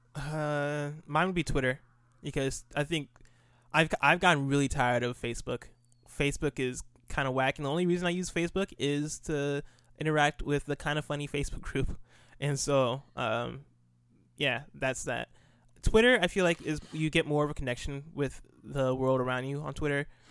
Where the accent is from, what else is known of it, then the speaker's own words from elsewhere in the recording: United States; also born or lived in Nigeria; I grew up in America, uh, lived in America from ages zero to ten. Uh, when I turned eleven, moved to Nigeria. Lived in, lived in Nigeria for two years and then moved back